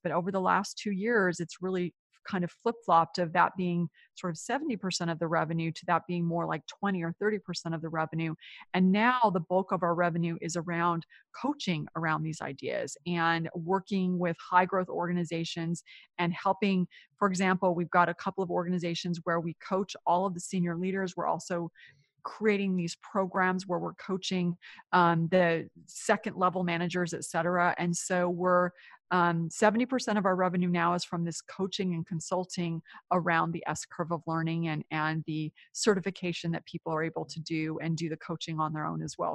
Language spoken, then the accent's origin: English; Silicon Valley, California, United States; moved away as an adult; also born or lived in New York; I grew up in California in what is now considered Silicon Valley